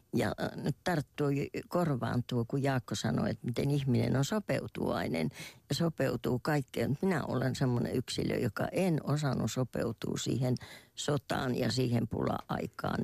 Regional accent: Kymi, Kymenlaakso, Finland; mä kotosin Kotkan läheltä, Kymissä asuttiin

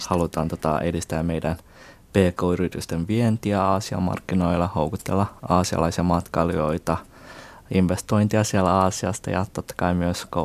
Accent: Finland; also born or lived in China; Ja tosiaan niin kuin 11-vuotiaana muutin taas Kiinasta takaisin Suomeen ja sitten tota suomenkielisen kouluun

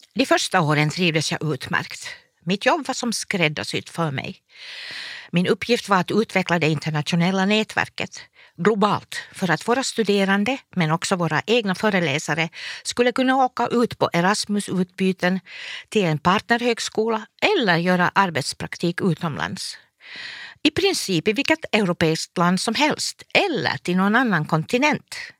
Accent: Forsby sawmill, Pernå municipality, Uusimaa, Finland; Min pappa var lärare i Pärnu kommun i Forsbysåg där jag växte upp på skolbacken

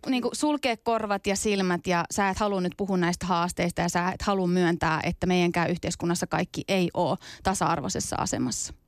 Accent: Tampere, Pirkanmaa, Finland; Finnish is a second language; moved away as an adult; also born or lived in Iranian Kurdistan, Iran; now in Helsinki, Finland; 93 ollaan tultu sitten Suomeen. Mä oon ollut noin viisi, vähän päälle viisi vuotias ja täällä sitten kasvanut Tampereella 17 vuotta eka ja sitten stadissa ollut nyt varmaan joku kymmenisen vuotta kohta.

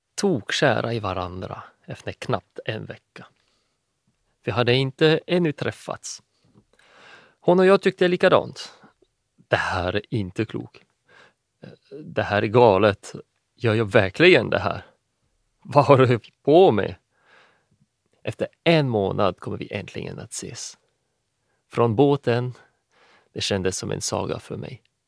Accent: France; Swedish is a second language; moved away; also born or lived in Finland; är från Frankrike ursprungligen.

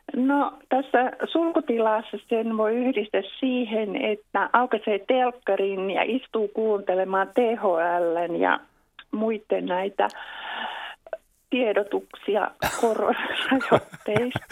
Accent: Helsinki, Uusimaa, Finland; now in Espoo, Finland; olen syntynyt Helsingissä, mutta kyllä mä nyt pääosin täällä olen Espoossa asunut vuosikymmenet.

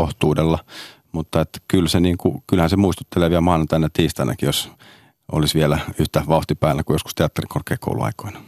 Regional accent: Hyvinkää, Uusimaa, Finland; also born or lived in Sodankylä; Me muutettiin Sodankylästä Hyvinkäälle. Eli mä oon Hyvinkäälle, johon mä tätä Red Carpetia järjestin tänä vuonna ensimmäistä vuotta, niin, niin mä oon käynyt siellä kolmannesta luokasta niin kuin lukion loppuun

